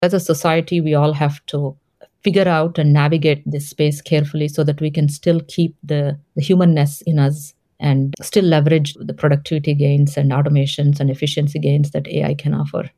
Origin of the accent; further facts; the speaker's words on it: Hyderabad, Telangana, India; first language Telugu; English is a second language; moved away; I was born in South India, in the city of Hyderabad